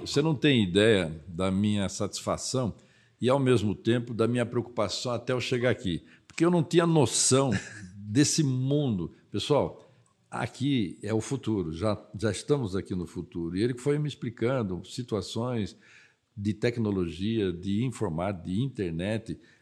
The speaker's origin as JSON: {"language": "Portuguese", "town": "Mogi das Cruzes", "region": "São Paulo", "country": "Brazil", "tie": "born or raised there", "said": "nasci em Mogi das Cruzes."}